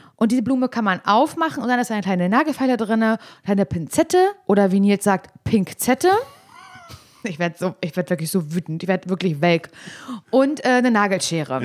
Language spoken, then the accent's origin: German; East Germany, Germany; ich komme aus Ostdeutschland